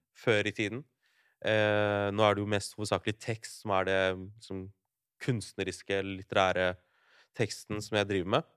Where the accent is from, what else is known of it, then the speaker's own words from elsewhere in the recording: Larvik, Vestfold, Norway; jeg kom fra Larvik